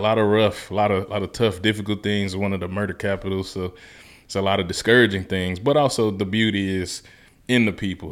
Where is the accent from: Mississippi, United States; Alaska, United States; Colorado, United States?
Mississippi, United States; moved away as an adult; also born or lived in Memphis, Tennessee; I grew up my whole life in Mississippi till eighteen